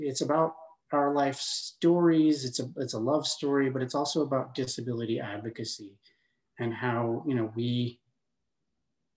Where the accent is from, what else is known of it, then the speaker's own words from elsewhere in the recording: Denver, Colorado, United States; also born or lived in Louisville, Colorado; I grew up in near Denver, Colorado